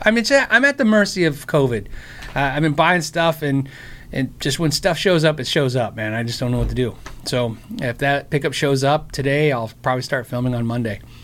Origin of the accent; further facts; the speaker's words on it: United States; I'm American